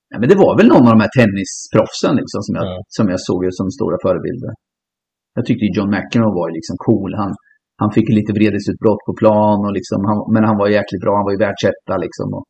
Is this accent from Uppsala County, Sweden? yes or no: no; Finspång, Östergötland, Sweden; also born or lived in Norrköping; Jag växte upp i Finspång med två arbetande eh, föräldrar